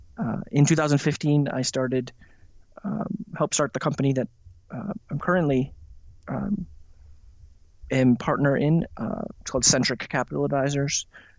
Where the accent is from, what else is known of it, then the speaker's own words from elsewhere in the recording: Midwest, United States; I grew up in the Midwest and kind of bounced around.